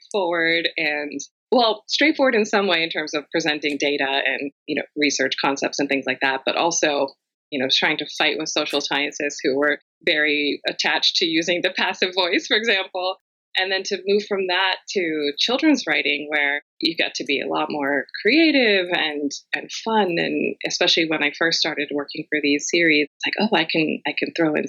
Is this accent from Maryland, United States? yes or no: yes; Rockville, Maryland, United States; I am in my hometown of Rockville, Maryland, just outside of Washington, D.C., which is where I've grown up and spent all of my life